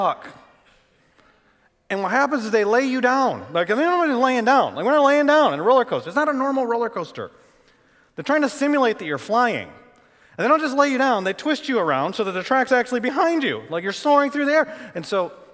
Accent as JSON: {"language": "English", "region": "Michigan", "country": "United States", "tie": "born or raised there", "also_born_or_lived": "Arlington, Texas", "moved": "as an adult", "said": "I grew up in Michigan."}